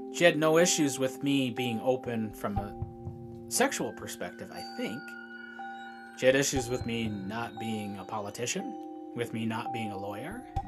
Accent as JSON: {"language": "English", "town": "Shelby", "country": "United States", "tie": "born or raised there", "said": "I was born in Shelby, uh, the Shelby State Hospital out there."}